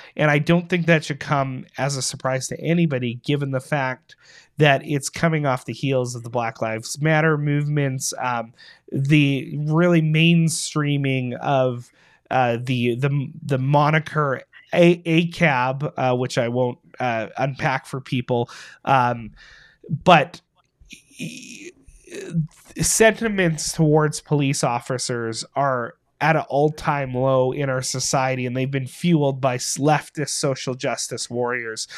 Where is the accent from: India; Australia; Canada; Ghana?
Canada; Winnipeg, Manitoba; my hometown